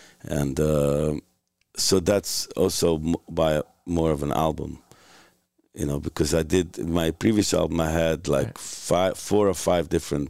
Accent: New York City, New York, United States; Williamsburg by way of Hungary. Yeah. My parents are Hungarian, but I grew up in Williamsburg.

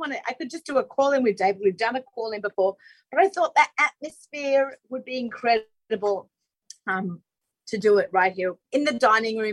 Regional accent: Australia; being Australian

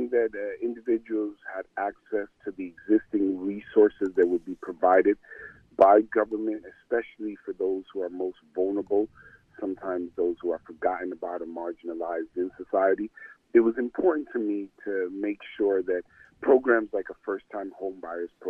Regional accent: Passaic, New Jersey, United States; I was born and raised in Passaic.

